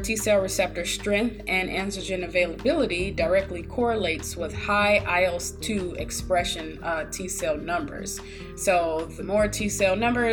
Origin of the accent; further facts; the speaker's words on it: Michigan, United States; moved away as an adult; now in Ohio, United States; born and raised in Michigan